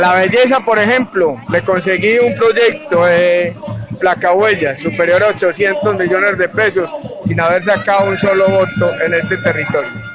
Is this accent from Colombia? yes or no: yes; Andes, Antioquia, Colombia; Yo soy un hijo de la provincia colombiana, nací en el municipio de Andes, Antioquia, en el suroeste antioqueño.